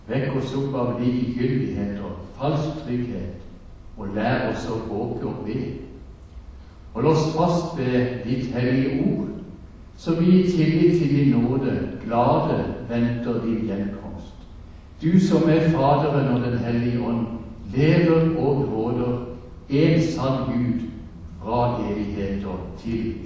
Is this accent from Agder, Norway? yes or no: yes; Søgne, Agder, Norway; Men egentlig så kommer jeg fra Søgne, og det er det kanskje ingen som hører. Dette har bodd så mange andre steder.